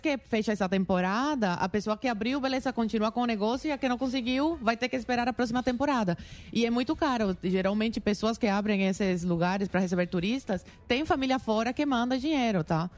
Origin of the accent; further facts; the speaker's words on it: Guantánamo, Cuba; Portuguese is a second language; also born or lived in Havana; now in Brazil; Eu nasci em Havana, fui criada em Guantánamo